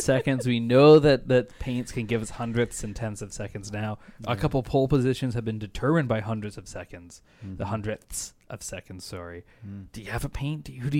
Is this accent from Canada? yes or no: yes; Canada; born there; And as a Canadian, Canadian-born British, this is the Canadian-British team.